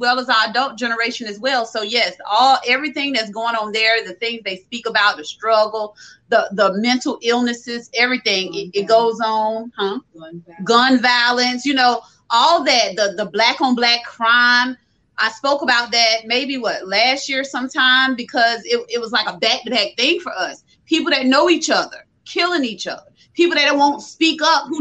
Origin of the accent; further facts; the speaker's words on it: Orangeburg, South Carolina, United States; I'm from South Carolina, Orangeburg, South Carolina